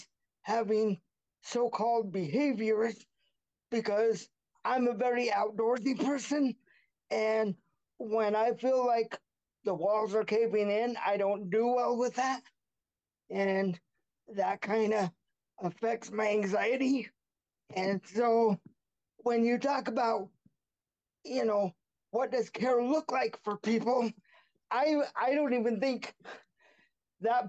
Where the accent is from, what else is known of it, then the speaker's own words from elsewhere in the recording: Buhl, Idaho, United States; now in Caldwell, United States; I'm currently in Caldwell, Idaho. However, I was raised in a small town called Buell, Idaho.